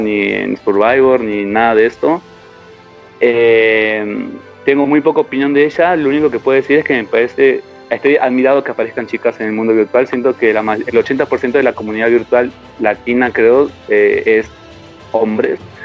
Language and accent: Spanish; Argentina; somos tan pocos los argentinos que estamos